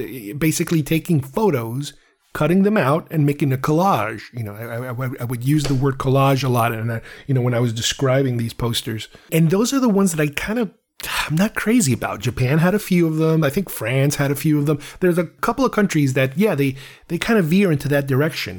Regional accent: Uruguay; I'm from Uruguay

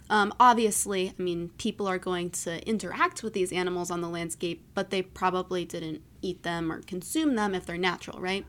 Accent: East Coast, United States; moved away; also born or lived in Maryland; I'm from the East Coast

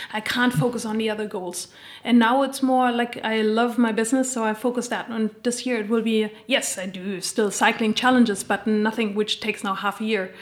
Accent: Germany; moved away as an adult; also born or lived in United States / Spain / Australia / Switzerland; now in Bern, Switzerland; I'm originally from Germany

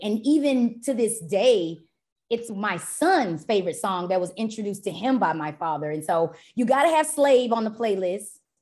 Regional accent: Dallas, Texas, United States; also born or lived in Tyler, Texas / Urbana-Champaign, Illinois; I was born and raised in Dallas, Texas

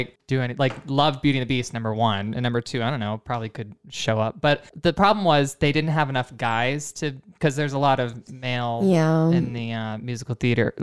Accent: near Hershey, Pennsylvania, United States; moved away; right around my hometown.

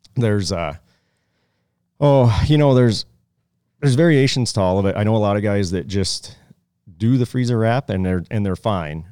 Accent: Pennsylvania, United States; moved away; I grew up in Pennsylvania

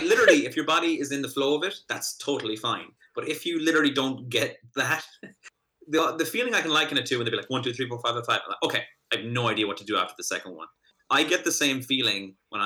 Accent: Ireland; moved away as an adult; also born or lived in United States; now in Boston, United States; being an Irishman over here.

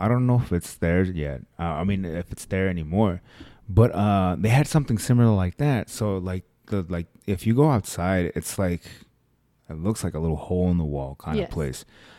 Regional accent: Northtown, Nevada, United States; Because I grew up in Northtown.

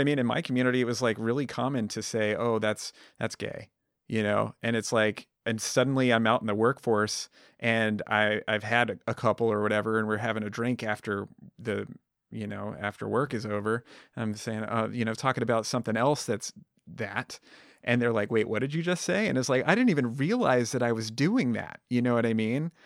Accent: Southwest Colorado, United States; moved away; I grew up in Southwest Colorado with Izzy, um, you know, in a, in a tiny town

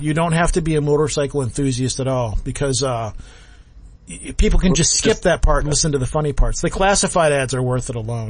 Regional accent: United States; I'm just American

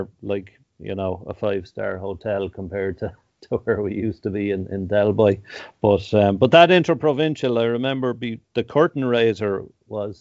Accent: Dublin, Leinster, Ireland; I growing up in Dublin

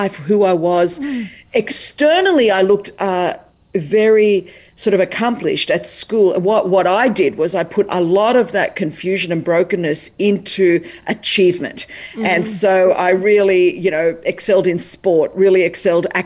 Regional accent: Sydney, New South Wales, Australia; accent: Australian; I was born in Sydney, Australia. That's the accent.

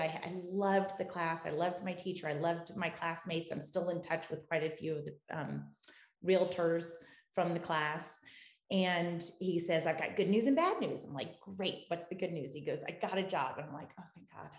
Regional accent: Sarasota, Florida, United States; moved away as an adult; also born or lived in New England; now in South Shore of Boston, United States; I grew up in Sarasota, Florida. I'm a girl from Siesta Key, and I moved to New England after college

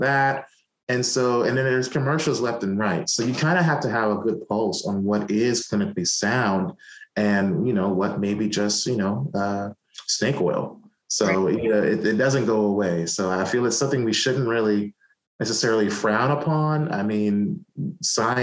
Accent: New York City, New York, United States; also born or lived in Atlanta, Georgia; now in North Carolina, United States; we grew up in Brooklyn

